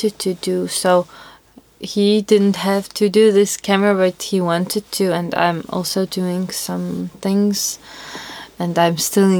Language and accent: English; Tbilisi, Georgia; from Georgia